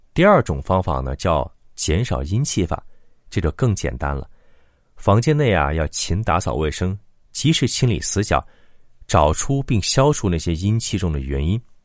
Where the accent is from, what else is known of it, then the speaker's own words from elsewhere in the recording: China; 我们中国人